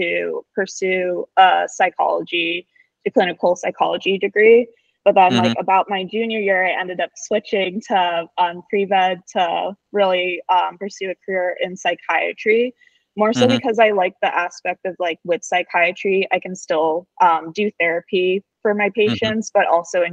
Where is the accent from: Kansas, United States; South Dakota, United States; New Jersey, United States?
New Jersey, United States; moved away as an adult; now in Vermont, United States; I'm from New Jersey. I've lived in New Jersey pretty much my whole life.